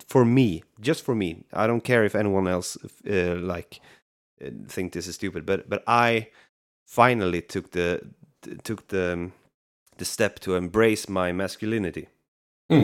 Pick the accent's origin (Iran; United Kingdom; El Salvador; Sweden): Sweden; I'm from Sweden